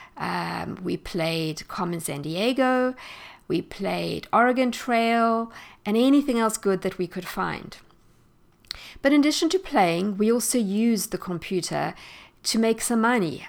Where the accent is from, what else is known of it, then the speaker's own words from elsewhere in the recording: South Africa; moved away as an adult; I am South African, and I grew up there and spent most of my life in South Africa.